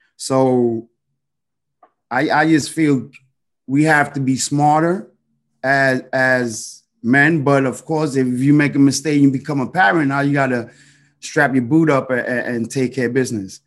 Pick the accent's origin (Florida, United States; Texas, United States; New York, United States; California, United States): New York, United States; New York City; growing up in the Heights